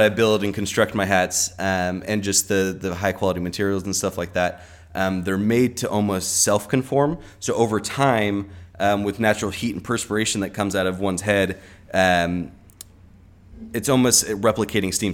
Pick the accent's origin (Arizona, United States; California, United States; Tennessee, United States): California, United States; Orange County; moved away as an adult; also born or lived in Colorado / Santa Barbara; now in Los Angeles, United States; I grew up in Orange County, and I was born in Colorado